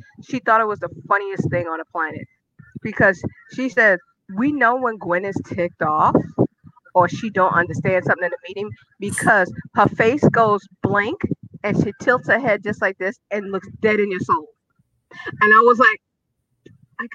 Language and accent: English; New York, United States; moved away; we are from New York.